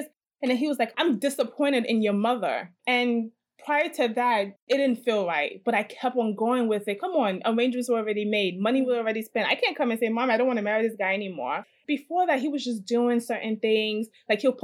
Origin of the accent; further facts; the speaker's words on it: Edo, Nigeria; now in United States; I'm from Edo State